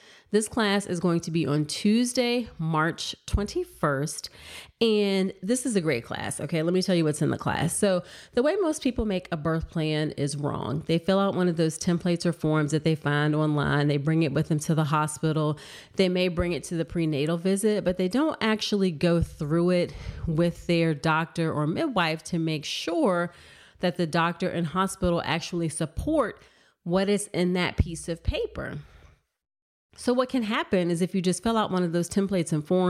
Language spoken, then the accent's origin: English; Virginia, United States; born and raised in Virginia